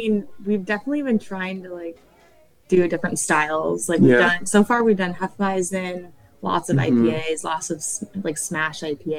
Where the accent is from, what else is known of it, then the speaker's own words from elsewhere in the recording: Northern California, United States; now in San Diego, United States; we're both from Northern California too.